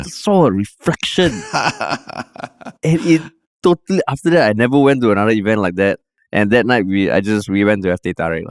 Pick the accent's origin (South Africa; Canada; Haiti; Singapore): Singapore